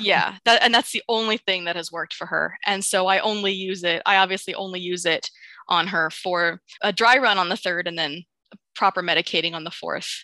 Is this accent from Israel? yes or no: no; United States; I'm going to talk just as an American